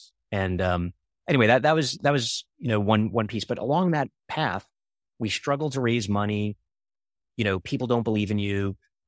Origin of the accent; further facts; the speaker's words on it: Brooklyn, New York, United States; growing up in Coney Island, Brooklyn, and being around scammers and being lied